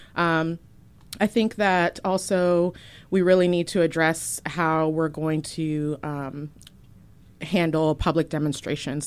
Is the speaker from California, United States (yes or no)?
no; Virginia, United States; moved away as an adult; now in Portland, United States; I am originally from Virginia, moved to Portland, uh, back in twenty thirteen